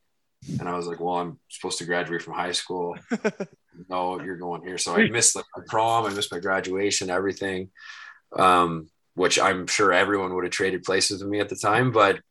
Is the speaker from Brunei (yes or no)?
no; Newmarket, Ontario, Canada; also born or lived in Halifax / West Coast; And then I was born in Halifax, and we also lived on the West Coast. And then we settled down in Newmarket, just north of Toronto.